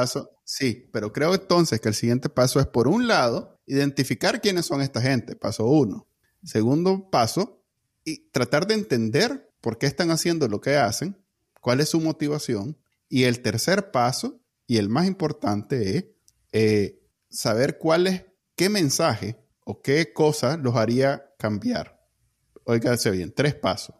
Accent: Nicaragua; moved away as an adult; yo me fui de Nicaragua es por el miedo a que me pegaran mi balazo

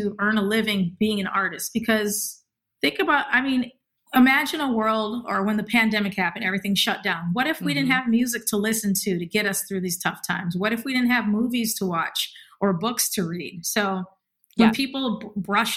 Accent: Milwaukee, Wisconsin, United States; moved away; also born or lived in Boston / New York / Los Angeles; When I had moved from Milwaukee to Boston, people thought I was from the West Coast

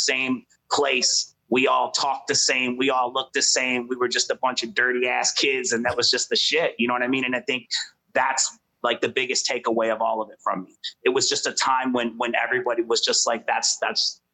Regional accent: Detroit, Michigan, United States; we grew up in the city

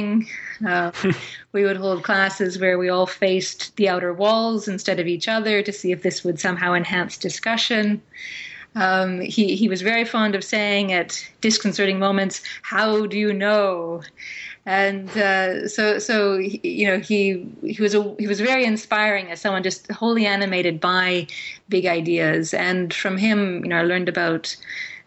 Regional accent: Fraser Valley, just outside Vancouver, British Columbia, Canada; I grew up in the Fraser Valley, which is just outside Vancouver

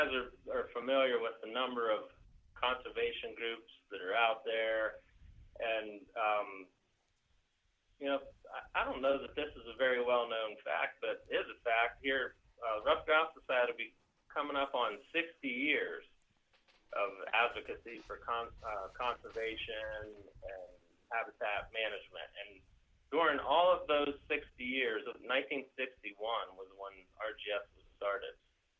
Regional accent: Pennsylvania, United States; And you know, growing up in Pennsylvania by rights, I thought, man, I've got the best job in the whole world.

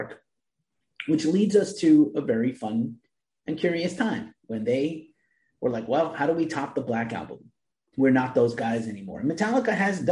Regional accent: New York City, New York, United States; I'm from the Bronx, New York, and my team is the New York Yankees

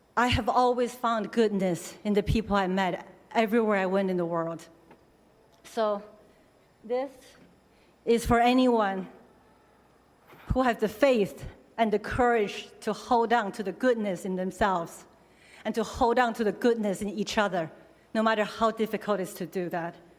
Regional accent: China; moved away; When I was growing up in China

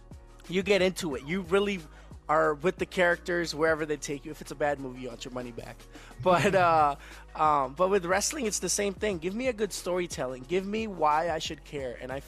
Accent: San Francisco, California, United States; first language English; also born or lived in India; So I was born in India in 1997. I am Sikh, so like I speak, my first language is actually English, because I was 5 years old when my parents took me to the States. We moved to San Francisco, California, and so my first language is English, but my second is Punjabi, and then Hindi, of course.

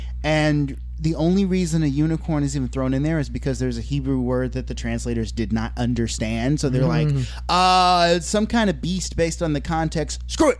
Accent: the South, United States; moved away; I come from the South.

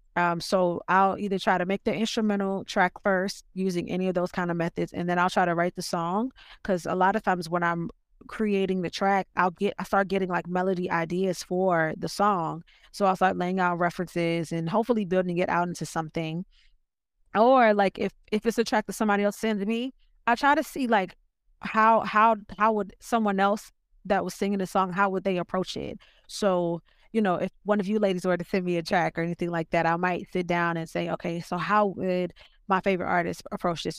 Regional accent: Richmond, Virginia, United States; now in Los Angeles, United States; I am from Virginia, Richmond, Virginia, to be specific.

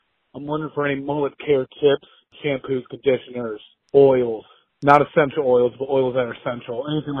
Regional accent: Killeen, Texas, United States; now in Newport News, United States; I'm from Newport News, Virginia, originally from Killing, Texas. I'm in a folk funk band. I'm 25 years old

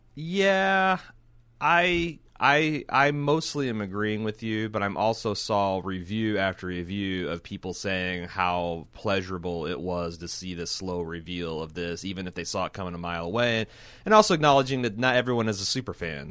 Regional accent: Indiana, United States; I grew up in Indiana

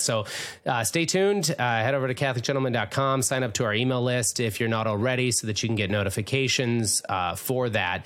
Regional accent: Minnesota, United States; David was born and raised in Minnesota, like myself

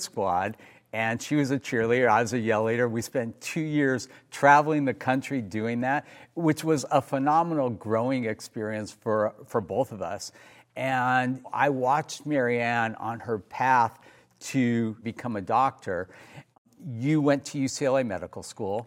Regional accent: Los Angeles, California, United States; we grew up in Granada Hills, California. We were literally neighbors growing up.

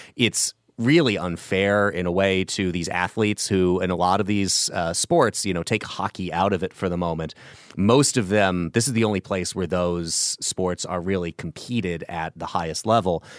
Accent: Illinois, United States; My home state of Illinois

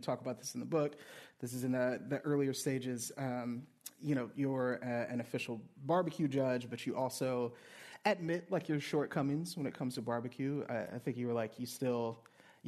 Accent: Louisiana, United States; I grew up in Louisiana, grew up below the Mason-Dixon line

